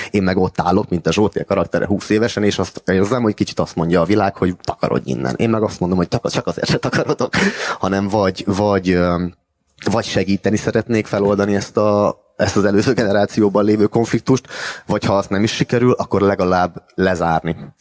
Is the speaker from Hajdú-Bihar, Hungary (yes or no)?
no; Miskolc, Borsod-Abaúj-Zemplén, Hungary; moved away as an adult; now in Budapest, Hungary; akivel együtt nőttünk fel uh, Miskolciában